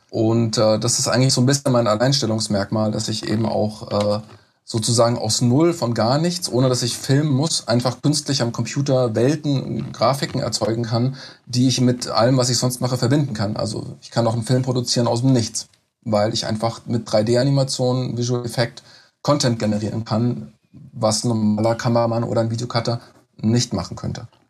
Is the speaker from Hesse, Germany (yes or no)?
yes; Mörfelden-Walldorf, Hesse, Germany; moved away as an adult; now in Frankfurt, Germany; ich komme aus Neufelden-Waldorf